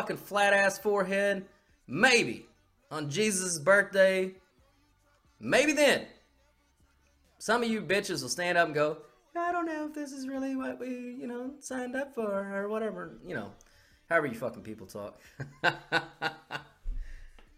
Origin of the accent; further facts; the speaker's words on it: United States; as an American